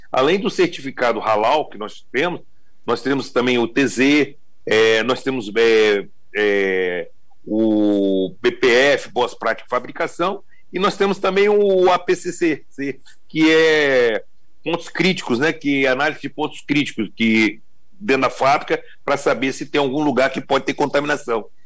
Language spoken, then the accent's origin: Portuguese; Espírito Santo, Brazil; born there; é, eu sou é, da Bahia, é, meus pais eram da Bahia, meus avós, mas eu já nasci no Espírito Santo.